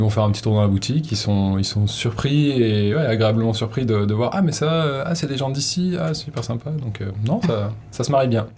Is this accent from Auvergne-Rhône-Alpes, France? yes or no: yes; Haute-Savoie, Auvergne-Rhône-Alpes, France; now in Hossegor, France; je viens de juste à côté, là, pas très loin, un peu plus à l'est, en Haute-Savoie